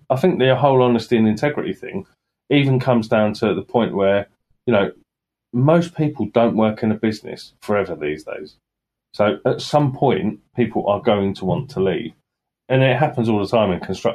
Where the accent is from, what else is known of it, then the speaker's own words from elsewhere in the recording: Sutton Coldfield, West Midlands, United Kingdom; I was born in Sutton Coldfield